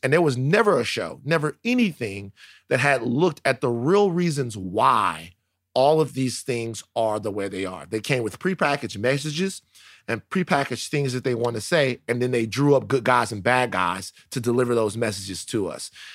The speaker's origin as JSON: {"language": "English", "town": "Baton Rouge", "region": "Louisiana", "country": "United States", "tie": "born or raised there", "said": "I'm growing up in South Baton Rouge"}